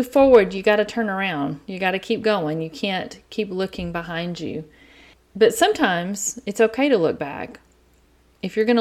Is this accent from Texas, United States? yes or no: yes; East Texas, United States; accent: East Texas; I have an East Texas accent